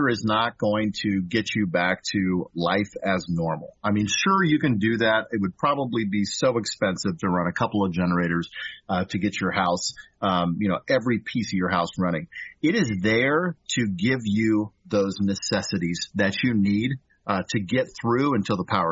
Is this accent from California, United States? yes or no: yes; California, United States; now in Kansas, United States; So I'm from California originally